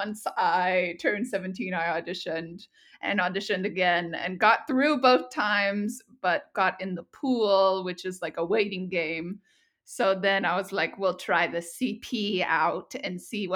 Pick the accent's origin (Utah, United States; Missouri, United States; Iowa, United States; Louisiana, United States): Louisiana, United States; Shreveport; I'm from Shreveport, Louisiana